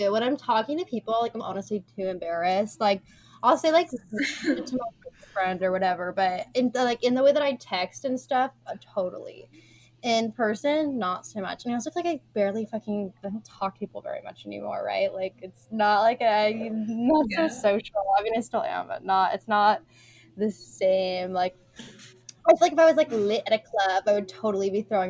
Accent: West Coast, United States; now in East Coast, United States; Well, I grew up on the West Coast, but my family is from the East Coast

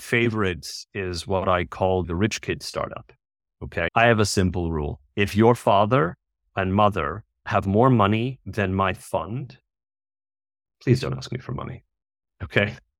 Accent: United States; moved away as an adult; now in India; I'm originally American

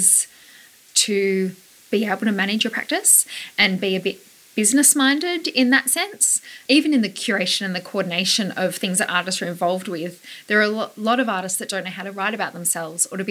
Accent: Leongatha, Victoria, Australia; born or raised there; moved away as an adult; also born or lived in London / Melbourne

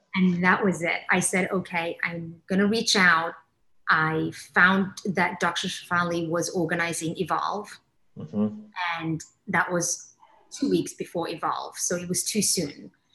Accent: Kenya; born or raised there; also born or lived in England; now in Miami, United States

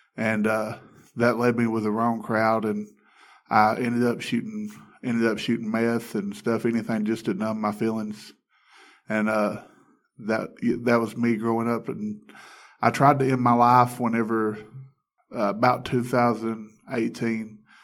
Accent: Alabama, United States; I grew up in Alabama

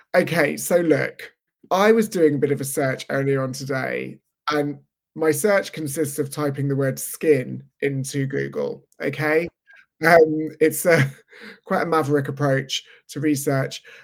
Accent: London, United Kingdom; I was in a similar situation in London, except it was in the mid-eighties, and my father was a chain smoker

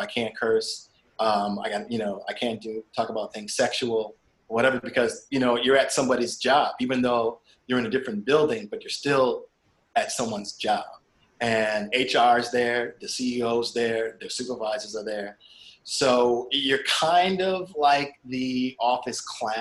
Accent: Springfield, Massachusetts, United States; I grew up in Springfield, Massachusetts

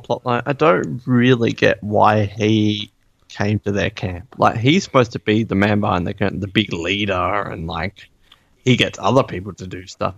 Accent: Australia; I'm from Australia.

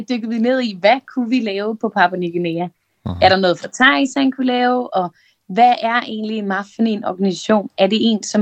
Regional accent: Copenhagen, Capital Region of Denmark, Denmark; og jeg er 27 år, og øh, jeg er fra København.

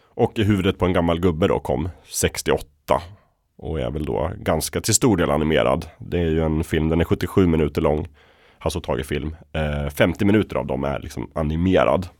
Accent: Östersund, Jämtland, Sweden; i Östersund då, där jag växte upp

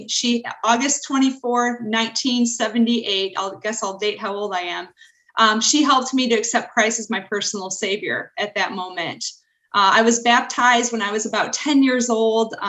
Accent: Milan, Michigan, United States; I grew up near Ann Arbor, Michigan, in a small town named Milan

